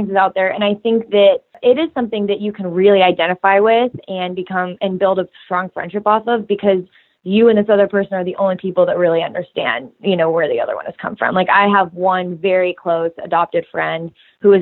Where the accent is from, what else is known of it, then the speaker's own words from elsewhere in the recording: Kansas, United States; I grew up in Kansas